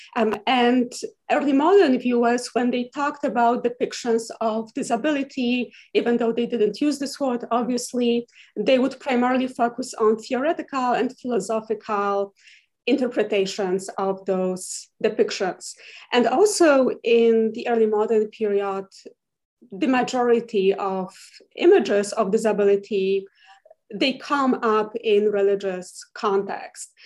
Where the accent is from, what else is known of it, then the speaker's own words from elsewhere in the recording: Poland; moved away as an adult; now in Huntsville, United States; I'm originally from Poland and I got my MA in art history at the University of Warsaw